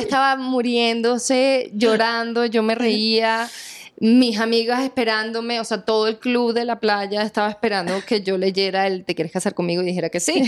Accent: Venezuela; moved away as an adult; now in Colombia; mi tierra, Venezuela

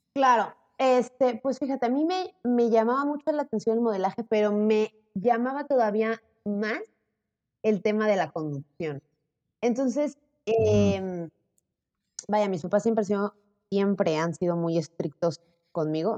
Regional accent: Puebla, Mexico; accent: Mexican; moved away as an adult; also born or lived in Zacatecas, Mexico / Playa del Carmen, Mexico; now in Valencia, Spain; yo como crecí ahora sí con, pues, mexicanos toda la vida, pues yo pensaba que yo era mexicana, yo no tenía acento

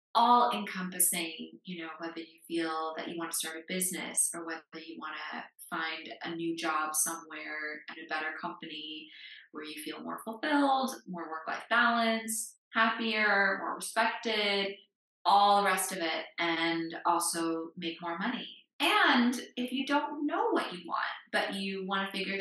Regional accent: United States; moved away; I grew up in the United States

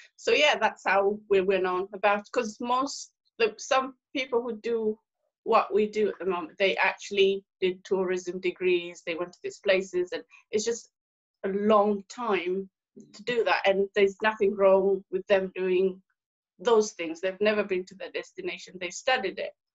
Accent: Tanzania; moved away; I am from East Africa, Tanzania originally

